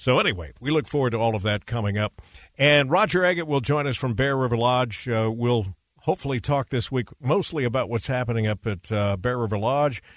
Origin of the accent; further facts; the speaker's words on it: Pocatello, Idaho, United States; growing up in Pocatello, Idaho